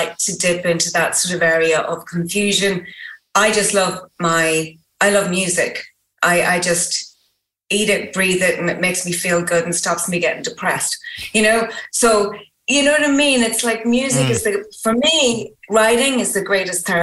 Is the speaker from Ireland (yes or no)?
yes; Ireland; I'm Irish.